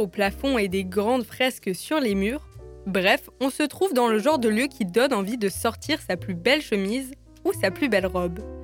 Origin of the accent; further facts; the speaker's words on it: Strasbourg, Grand Est, France; moved away as an adult; also born or lived in Lyon; je me promène dans Strasbourg avec vous afin de mettre en lumière les cafés, bars, restaurants et autres lieux uniques de ma ville natale